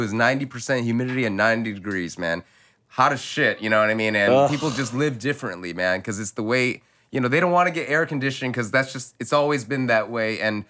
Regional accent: United States; I'm Chinese American

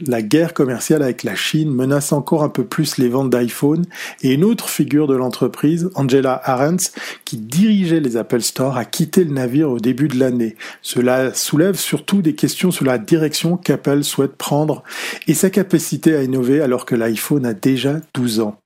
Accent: Switzerland; quand on est suisse et fils d'horloger

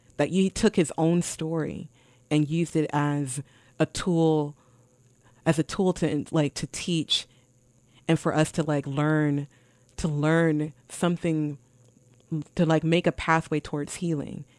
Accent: Milwaukee, Wisconsin, United States; I visited America's Black Holocaust Museum in my hometown of Milwaukee

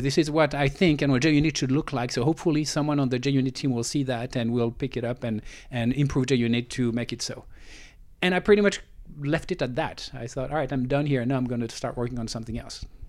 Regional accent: France; moved away as an adult; now in Silicon Valley, United States; I was born in France, grew up in France, and I moved to Silicon Valley uh, about 20 years ago.

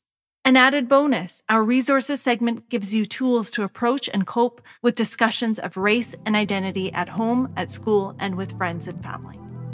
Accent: Kamloops, British Columbia, Canada; I was born and raised in Kamloops, BC, where the residential school didn't close until 1996.

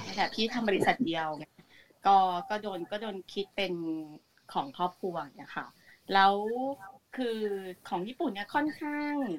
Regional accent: Thailand; moved away as an adult; now in Japan; เราก็โตที่ไทยมาตลอดเนาะเราก็เรียนที่ไทย

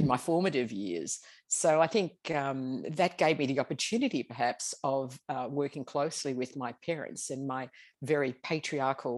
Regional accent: Melbourne, Victoria, Australia; I am of European parents, grew up in hardworking northern suburbs of Melbourne, Glenroy

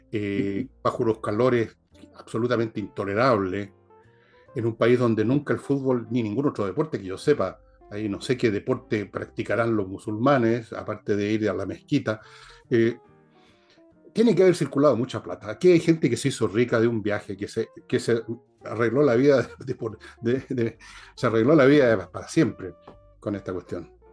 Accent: Chile; yo no soy francés, yo soy chileno. O sea, si tengo una patria es Chile, no es Francia

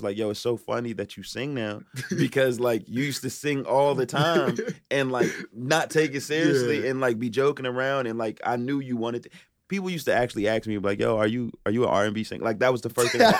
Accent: Philadelphia, Pennsylvania, United States; moved away; I'm from Philadelphia originally.

